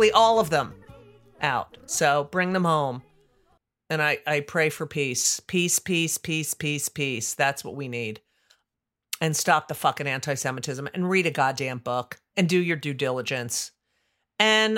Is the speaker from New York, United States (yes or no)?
no; New Jersey, United States; South Orange, New Jersey, which is my home state. Yeah. The Garden State is my home state